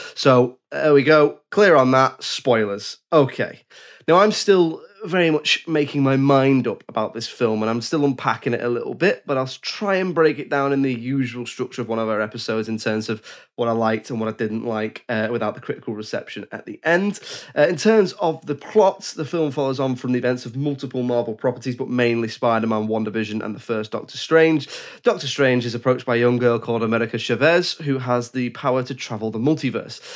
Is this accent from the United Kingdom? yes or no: yes; England, United Kingdom; I'm English